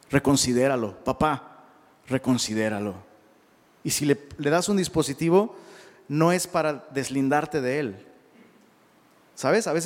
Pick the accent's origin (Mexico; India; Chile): Mexico; Perdón, se nos conoce, porque pues, soy mexicano.